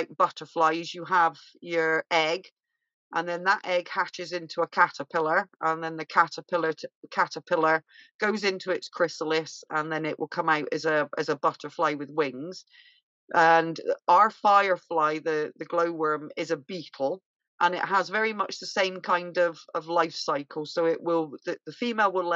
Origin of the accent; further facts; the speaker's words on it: Bristol, South West England, United Kingdom; now in Scotland, United Kingdom; my accent because I'm from Bristol originally